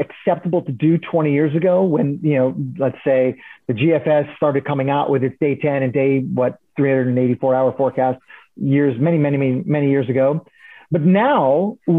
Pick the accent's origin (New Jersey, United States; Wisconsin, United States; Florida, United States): New Jersey, United States; Princeton; also born or lived in Philadelphia, Pennsylvania; I grew up in New Jersey.